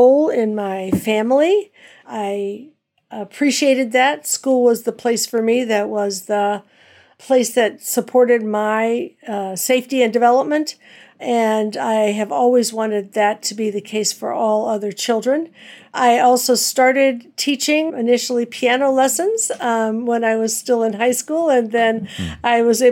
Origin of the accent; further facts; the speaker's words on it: Cleveland, Ohio, United States; moved away as an adult; also born or lived in New Jersey / Philadelphia; Grew up in Cleveland and taught in New Jersey and Philadelphia